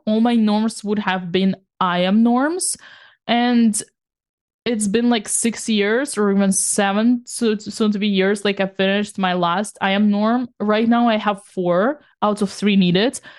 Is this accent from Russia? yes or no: yes; Saint Petersburg, Russia; now in France; the kind of the same neighborhood where I come from